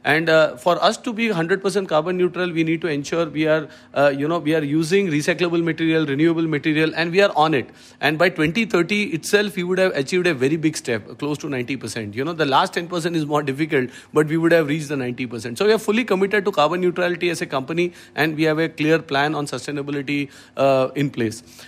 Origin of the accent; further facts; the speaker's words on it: Mumbai, Maharashtra, India; also born or lived in Thrissur, Kerala; in Trishur, brought up in Bombay, yes. And, uh, in the suburbs of Bombay, to Kandivali, to be precise